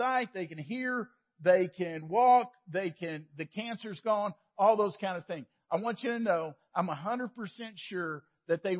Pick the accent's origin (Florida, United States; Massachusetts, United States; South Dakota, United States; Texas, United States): Texas, United States; Waco; Sam and I grew up in Waco